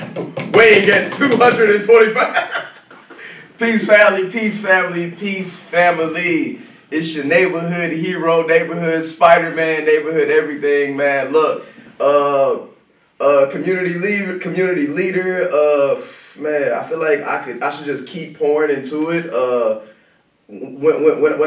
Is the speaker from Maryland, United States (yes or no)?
no; Jackson, Tennessee, United States; I'm originally from Jackson, Tennessee, born and raised on the playground